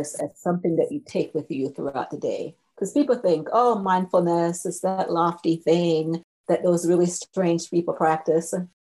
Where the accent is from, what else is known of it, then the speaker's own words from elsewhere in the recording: Jamaica; now in United States; I grew up in Jamaica, and we have a real laid-back spirit about us as Jamaicans.